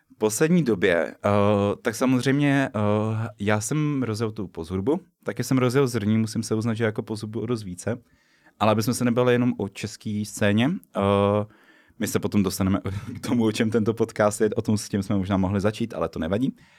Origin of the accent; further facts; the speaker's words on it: Liberec, Liberec Region, Czechia; now in Brno, Czech Republic; u nás bylo v Liberci